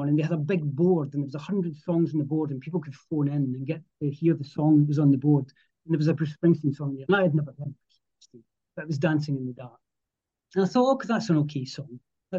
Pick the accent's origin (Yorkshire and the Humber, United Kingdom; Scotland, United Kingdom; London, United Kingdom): Scotland, United Kingdom; Edinburgh; I grew up here. I live about 7 miles outside Edinburgh, and I was born in Edinburgh, and my family lived just outside, and I live probably a couple of miles away from where I lived in, as a child.